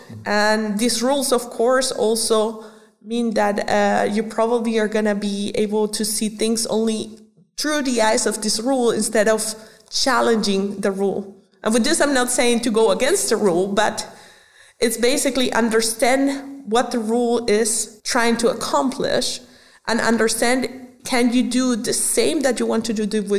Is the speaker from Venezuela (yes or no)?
yes; Venezuela; English is a second language; My dad is from Germany, born in Venezuela, but from German parents. Uh-huh. And I was born in Venezuela. So when I was growing up, I was basically a culture mixture, so to say.